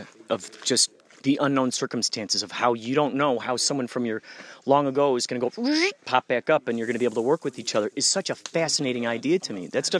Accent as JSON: {"language": "English", "town": "Chicago", "region": "Illinois", "country": "United States", "tie": "born or raised there", "said": "Out in Chicago."}